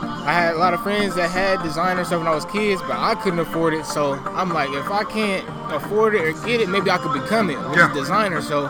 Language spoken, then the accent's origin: English; Sacramento, California, United States; now in Phoenix, United States; I'm from Sacramento, California, but I'm located in Phoenix right now.